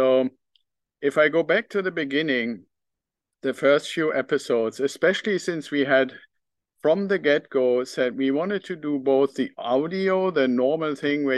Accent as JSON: {"language": "English", "region": "Northern Germany", "country": "Germany", "tie": "born or raised there", "also_born_or_lived": "United Kingdom", "accent": "German", "second_language": "English", "moved": "yes", "lives_now": "United States", "said": "I still have some of my German accent left. And I was actually born in a part of Germany, in northern Germany"}